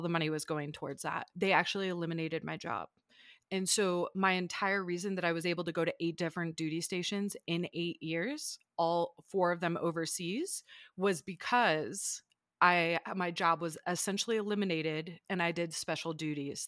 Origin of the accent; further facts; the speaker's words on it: small farm town outside Ann Arbor, Michigan, United States; moved away as an adult; now in Denver, United States; I was born and raised in a small farm town right outside of Ann Arbor, Michigan